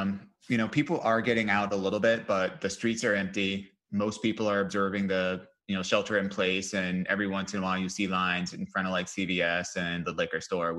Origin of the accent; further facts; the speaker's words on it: Ohio, United States; I'm Ohio